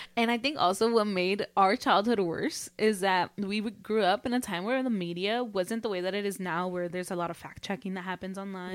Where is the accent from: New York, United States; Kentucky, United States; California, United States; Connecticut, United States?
California, United States; Los Angeles; we grew up in L